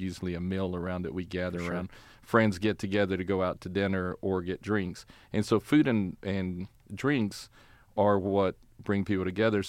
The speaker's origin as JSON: {"language": "English", "town": "Plainview", "region": "Texas", "country": "United States", "said": "The name of the town, I wouldn't even say city, the town is called Plainview."}